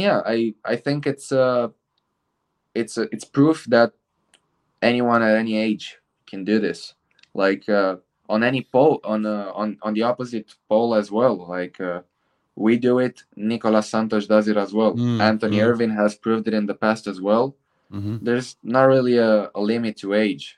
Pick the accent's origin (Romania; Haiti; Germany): Romania; Bucharest; in Bucharest, in my hometown